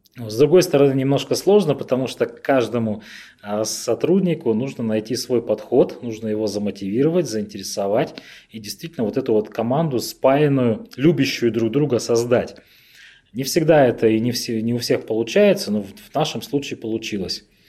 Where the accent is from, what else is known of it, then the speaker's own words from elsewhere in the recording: Revda, Sverdlovsk Oblast, Russia; moved away as an adult; also born or lived in Khanty-Mansiysk; Я, на самом деле, родился в э, Ревде, это мой родной город